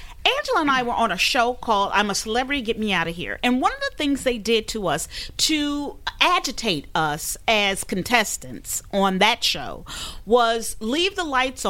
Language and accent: English; United States; as an American